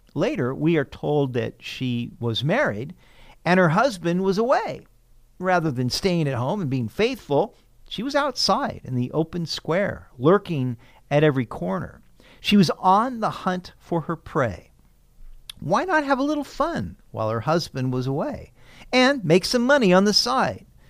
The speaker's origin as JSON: {"language": "English", "town": "Sacramento", "region": "California", "country": "United States", "tie": "born or raised there", "said": "When I was a teenager growing up in Sacramento"}